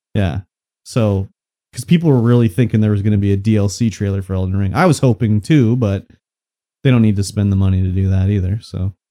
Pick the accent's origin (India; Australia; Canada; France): Canada